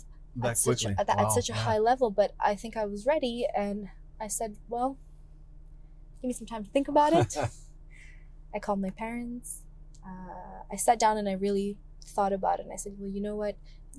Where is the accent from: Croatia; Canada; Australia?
Canada; I'm a Canadian girl with Greek roots